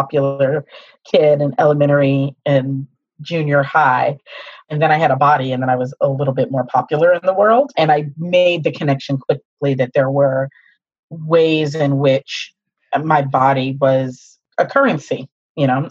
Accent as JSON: {"language": "English", "town": "Pittsburgh", "region": "Pennsylvania", "country": "United States", "said": "So I come from a Midwest family, African-American family. We're from Pittsburgh, Pennsylvania"}